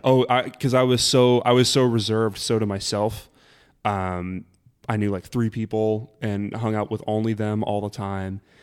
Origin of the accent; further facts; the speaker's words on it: Burbank, California, United States; also born or lived in Kansas; I'm from Burbank, so that's where I grew up